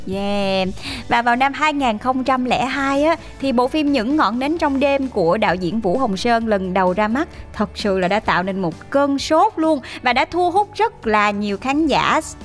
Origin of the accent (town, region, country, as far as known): Mekong Delta, Vietnam; born or raised there